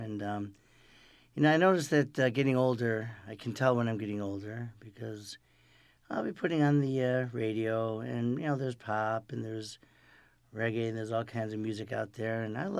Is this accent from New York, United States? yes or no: yes; Rochester, New York, United States; now in Los Angeles, United States; I'm from Rochester, New York